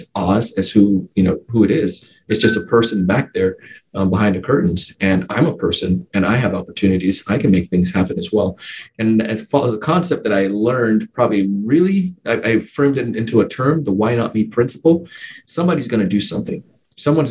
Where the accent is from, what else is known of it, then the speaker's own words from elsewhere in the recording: Jamaica; now in West Palm Beach, United States; my early life, growing up in Jamaica.